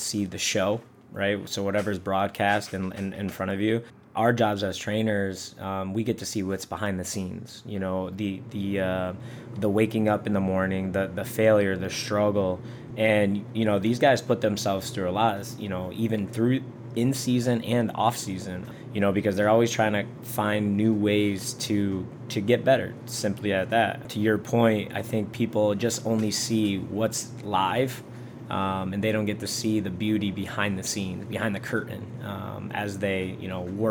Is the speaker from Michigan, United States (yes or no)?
yes; Michigan, United States; moved away; I'm originally from Michigan